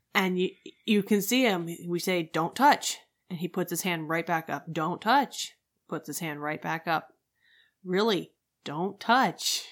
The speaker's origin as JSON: {"language": "English", "country": "United States", "said": "as an American"}